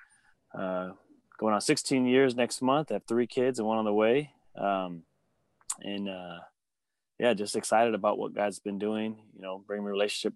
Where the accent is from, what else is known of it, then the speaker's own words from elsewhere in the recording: Sacramento, California, United States; born and raised in Sacramento, South Sacramento